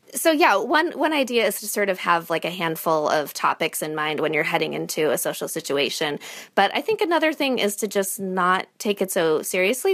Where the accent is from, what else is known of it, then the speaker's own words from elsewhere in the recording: Illinois, United States; now in New Hampshire, United States; I live in New Hampshire, yeah. I'm from Illinois.